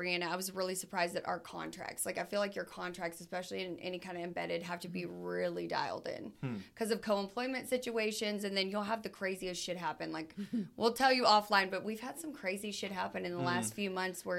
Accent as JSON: {"language": "English", "town": "Odessa", "region": "Texas", "country": "United States", "moved": "yes", "lives_now": "Dallas, United States", "said": "I'm originally from Odessa, and I live in Dallas right now."}